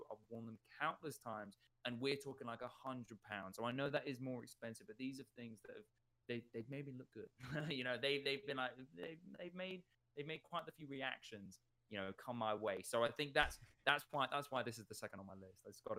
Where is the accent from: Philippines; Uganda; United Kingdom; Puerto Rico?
Uganda; English is a second language; And as a young man, growing up in Uganda, this was my freedom. You know, having a bike was nothing else. And this lasted me majority of my time in Uganda.